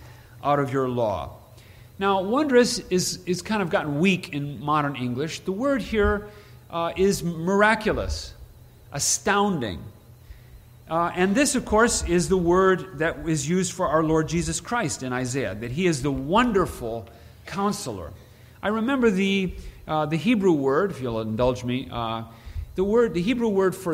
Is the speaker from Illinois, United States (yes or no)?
yes; Princeton, Illinois, United States; moved away; I'm from Princeton, Illinois, small town north central Illinois